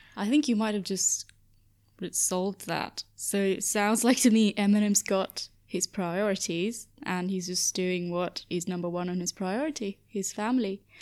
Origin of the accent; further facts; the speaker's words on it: Dubai, United Arab Emirates; moved away as an adult; I've never been lonely growing up in Dubai